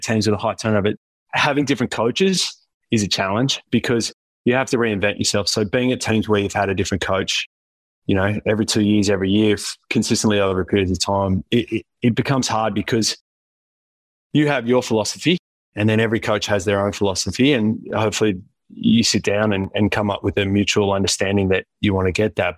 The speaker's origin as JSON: {"language": "English", "town": "Wollongong", "region": "New South Wales", "country": "Australia", "moved": "yes", "said": "I'm originally from Wollongong"}